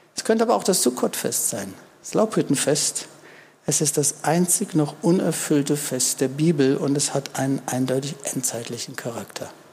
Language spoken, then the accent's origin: German; Germany; Wir wissen das als Deutsche